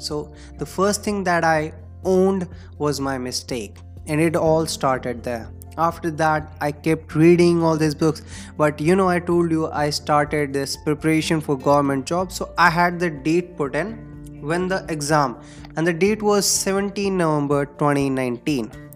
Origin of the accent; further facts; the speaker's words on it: India; English is a second language; I belong to India. We generally speak in Hindi, of course.